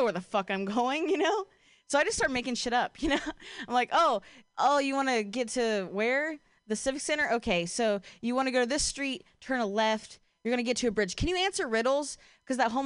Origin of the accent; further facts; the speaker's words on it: Ohio, United States; now in Bay Area, United States; I'm from Ohio